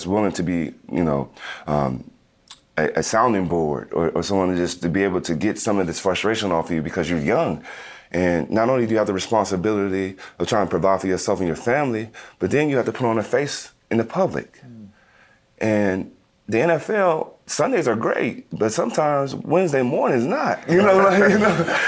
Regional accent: Las Vegas, Nevada, United States; I grew up in Las Vegas

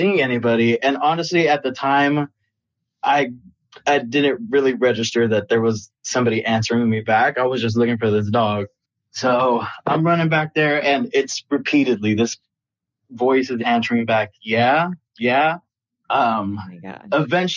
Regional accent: Austin, Texas, United States; I'm actually from Austin, Texas

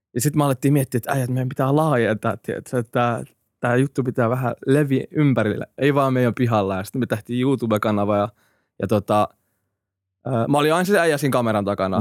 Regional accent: Finland; also born or lived in Iraq / Hämeenlinna / Helsinki; kaksivuotiaan me tultiin Suomeen

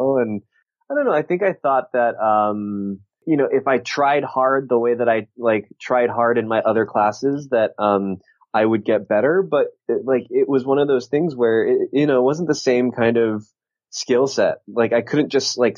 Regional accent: Southern California, United States; I grew up in Southern California

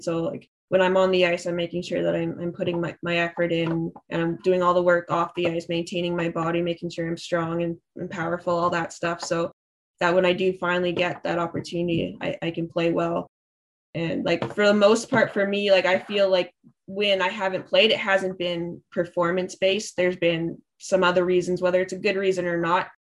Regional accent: Thunder Bay, Ontario, Canada; I'm from Thunder Bay, so there's not much to do up there

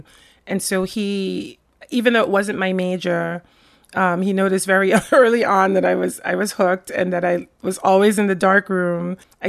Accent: Rotterdam, South Holland, Netherlands; born there; So I was born in the Netherlands. I was born in Rotterdam.

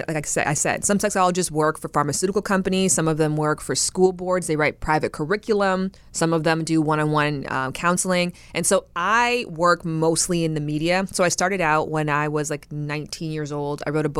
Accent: Canada; I'm from Canada.

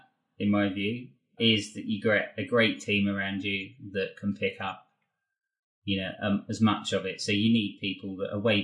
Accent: England, United Kingdom; as English people

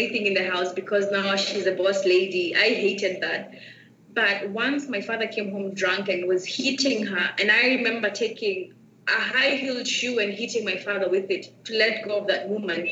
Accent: Nairobi, Kenya; I am from Nairobi, Kenya, and how life was like growing up for me, it was tough

